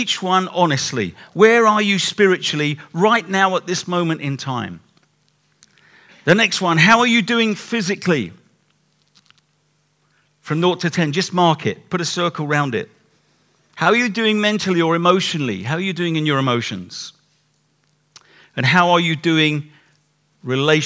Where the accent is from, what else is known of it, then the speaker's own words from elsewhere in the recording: England, United Kingdom; We're too English